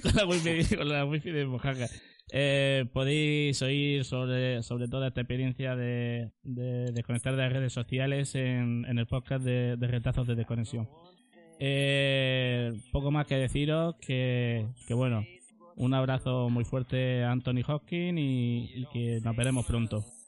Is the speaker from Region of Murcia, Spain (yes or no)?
yes; Murcia, Region of Murcia, Spain; nosotros somos de aquí de Murcia